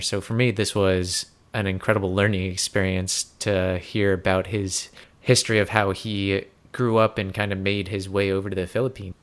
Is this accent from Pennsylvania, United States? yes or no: yes; Pennsylvania, United States; coming back to my home state of Pennsylvania